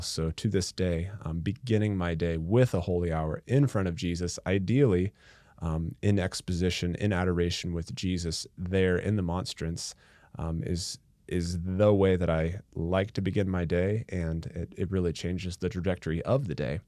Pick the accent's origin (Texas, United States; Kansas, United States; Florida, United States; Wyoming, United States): Kansas, United States; Atchison; I was born and raised in Atchison, Kansas